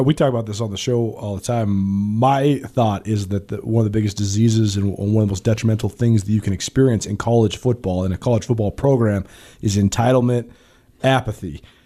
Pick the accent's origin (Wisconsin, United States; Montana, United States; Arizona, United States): Montana, United States; Missoula; I was a kid when the, when this was happening growing up in Missoula